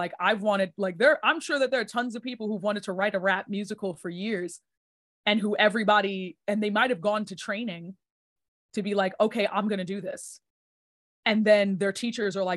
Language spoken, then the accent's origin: English; New York, United States; I'm born and raised in New York